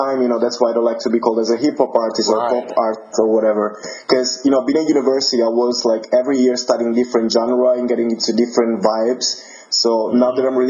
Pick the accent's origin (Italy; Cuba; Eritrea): Italy; Naples, Campania; English is a second language; now in England; I'm from Italy. I'm from Naples, which is just in the south of Italy.